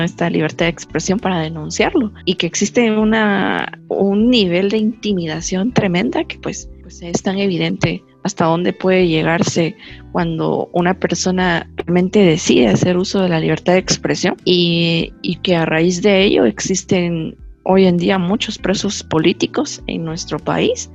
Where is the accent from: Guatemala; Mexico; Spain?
Guatemala; como guatemaltecos